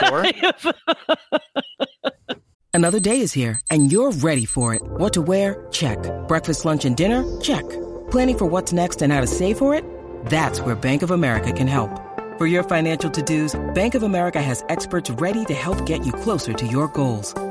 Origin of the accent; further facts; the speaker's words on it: Nebraska, United States; I'm from Nebraska